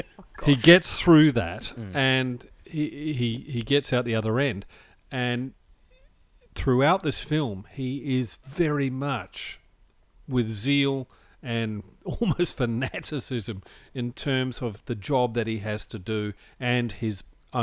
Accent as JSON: {"language": "English", "country": "New Zealand", "tie": "born or raised there", "said": "I have vague memories of maypoles, even in New Zealand, growing up in New Zealand."}